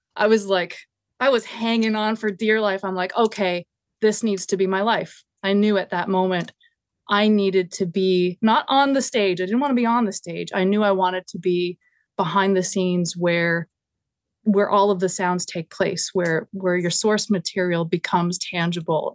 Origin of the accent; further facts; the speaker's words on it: Grand Falls-Windsor, Newfoundland and Labrador, Canada; now in Hamilton, Canada; my hometown started an annual festival called the Salmon Festival. And they would get acts, like, the first one had the …. And it was, like, highly regarded. I think the … did a couple there. And, and it makes no sense for a small town, Newfoundland